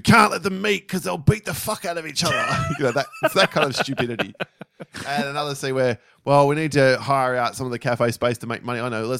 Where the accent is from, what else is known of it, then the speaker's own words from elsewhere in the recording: Australia; because we're Australian.